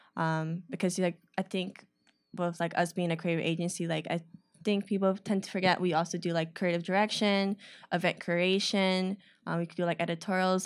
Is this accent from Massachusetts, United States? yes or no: no; Chicago, Illinois, United States; I grew up on the north side of the city.